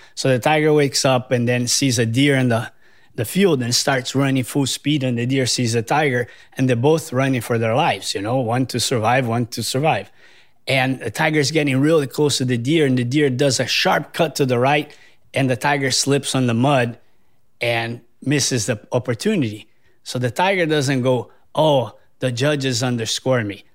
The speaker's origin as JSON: {"language": "English", "country": "Brazil", "also_born_or_lived": "San Diego, California", "moved": "as an adult", "lives_now": "Hawaii, United States", "said": "I'm originally from Brazil, but I moved to California for surfing and university."}